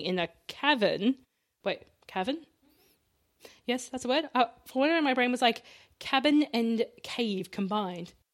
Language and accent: English; Australia; We are Australian.